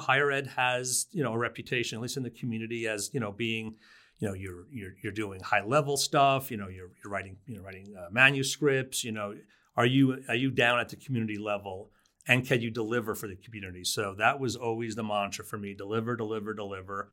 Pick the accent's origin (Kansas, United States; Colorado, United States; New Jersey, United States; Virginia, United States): New Jersey, United States; moved away as an adult; also born or lived in Brooklyn, New York / Kauai, Hawaii; now in Fort Collins, United States; I was born in Brooklyn, uh, lived there till I was four and I grew up in New Jersey